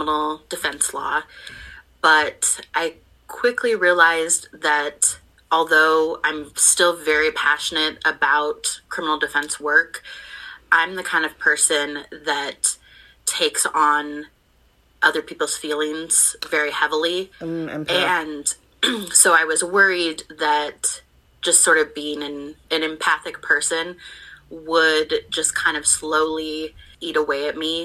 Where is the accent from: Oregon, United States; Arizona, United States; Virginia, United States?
Oregon, United States; Portland; I grew up in Portland